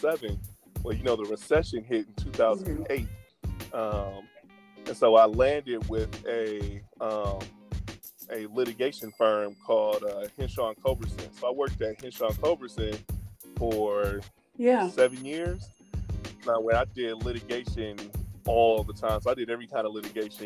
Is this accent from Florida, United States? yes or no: no; Milwaukee, Wisconsin, United States; also born or lived in Ann Arbor, Michigan; I was born and raised in Milwaukee. My family's been here for like four generations